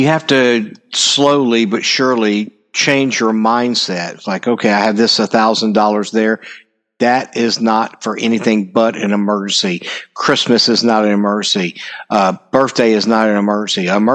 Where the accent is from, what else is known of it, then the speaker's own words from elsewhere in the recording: United States; I'm an American